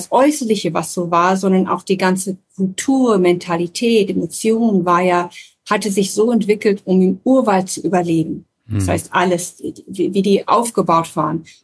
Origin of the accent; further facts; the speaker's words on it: Papua, Indonesia; also born or lived in Nepal / Germany; ich bin ja in Nepal geboren, in, äh, in der Nähe von Kathmandu, wo meine Eltern zuerst stationiert waren mit einem Stamm oder mit einem Dorf in Nepal. Und als ich drei war, mussten wir das Land verlassen